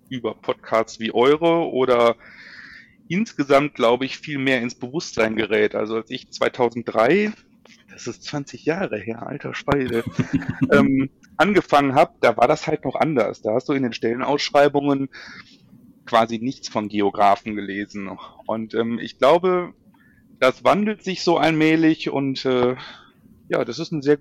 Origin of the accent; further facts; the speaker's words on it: Duisburg, North Rhine-Westphalia, Germany; ich bin in Duisburg aufgewachsen und äh, Deswegen bin also ein, ein Kind des Ruhrgebiets